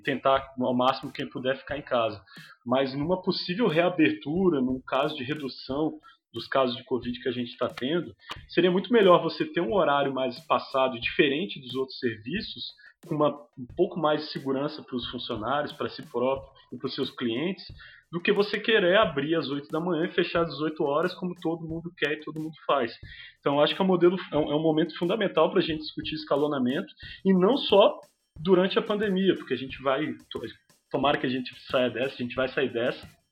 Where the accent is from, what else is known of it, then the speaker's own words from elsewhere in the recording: Florianópolis, Santa Catarina, Brazil; eu sou de, de Florianópolis, na verdade, é da região metropolitana.